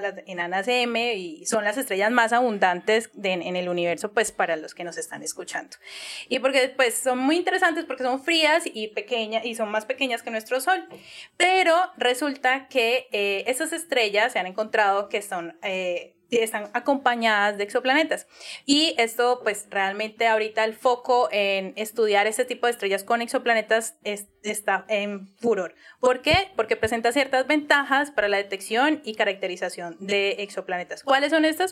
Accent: Cali, Valle del Cauca, Colombia; accent: caleño; mi acento súper caleño

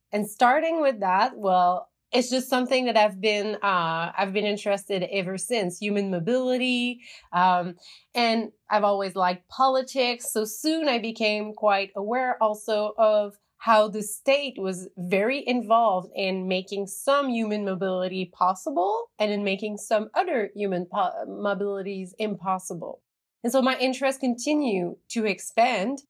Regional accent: Sherbrooke, Quebec, Canada; when I was a high schooler in my uh, in my hometown of Sherbrooke

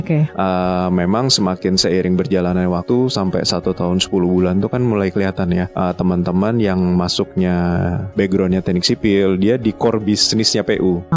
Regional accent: Balikpapan, East Kalimantan, Indonesia; moved away as an adult; also born or lived in Tanah Grogot / Malang; Lahir Tanah Grogot, kemudian saya mulai T K itu sudah di kota besar di Balik Papan.

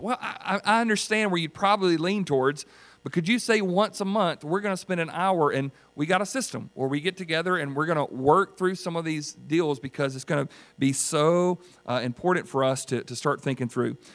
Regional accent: United States; I was born and raised in Greenwood County.

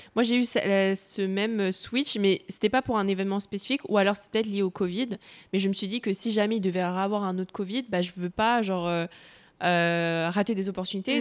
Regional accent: Cambodia; je suis cambodgienne, j'ai grandi au Cambodge

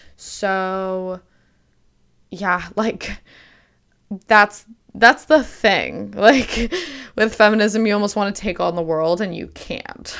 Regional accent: Canada; also born or lived in Michigan, United States; I was born in Michigan and then I moved to Canada when I was six or seven, um, but my parents are fully Canadian.

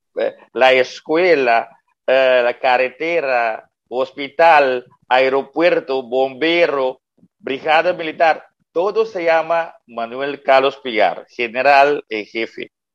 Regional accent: Curaçao; also born or lived in Netherlands; nací en Curazao, viví 18 años aquí en Curazao y fui a estudiar en Holanda con 18 años

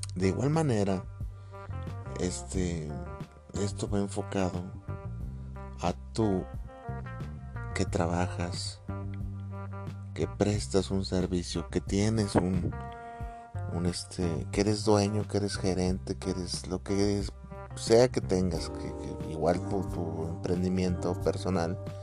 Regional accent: Mexico; acá al menos en mi país

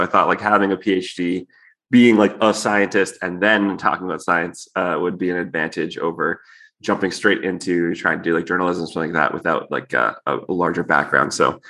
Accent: Hamilton, Ontario, Canada; moved away as an adult; now in United States; I'm actually Canadian also. Oh, okay. I'm from Hamilton.

